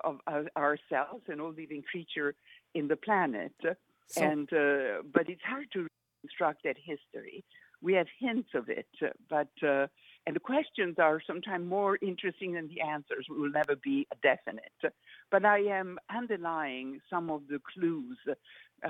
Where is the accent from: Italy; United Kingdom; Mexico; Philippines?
Italy; In Italy, growing up in Italy